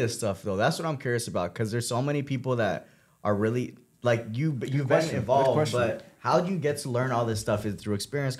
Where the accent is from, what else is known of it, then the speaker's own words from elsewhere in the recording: Downey, California, United States; I'm coming from, this is the first time I really say it, but I'm coming from Downey.